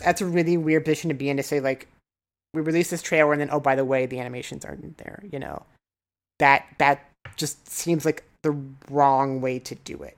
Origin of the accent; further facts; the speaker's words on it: Nebraska, United States; moved away; also born or lived in Osaka, Japan; I'm from Nebraska, so you have to be a Cornhuskers fan